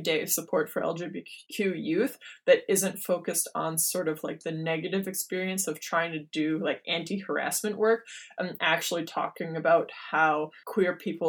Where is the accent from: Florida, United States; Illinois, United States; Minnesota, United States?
Minnesota, United States; I grew up in Minnesota.